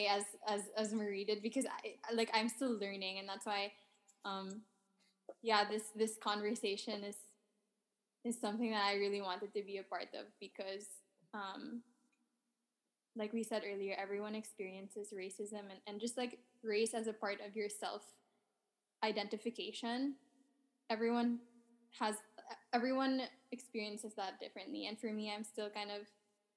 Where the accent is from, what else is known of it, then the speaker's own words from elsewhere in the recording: Philippines; now in Canada; I grew up in the Philippines